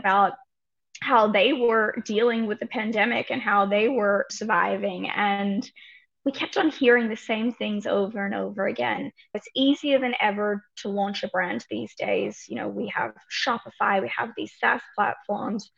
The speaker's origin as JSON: {"language": "English", "country": "Australia", "moved": "as an adult", "lives_now": "New York, United States", "said": "I'm an Aussie originally, have been here, you know, about a decade."}